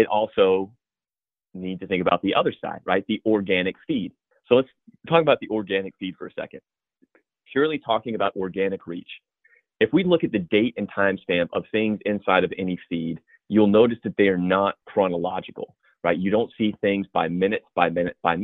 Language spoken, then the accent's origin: English; the South, United States; now in Charleston, United States; If my accent comes through, I'm from the South. I live in Charleston.